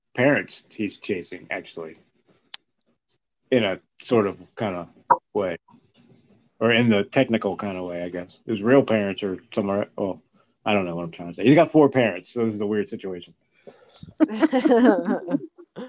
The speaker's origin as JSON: {"language": "English", "town": "Cornwall", "region": "New York", "country": "United States", "said": "I'm from Cornwall, upstate New York."}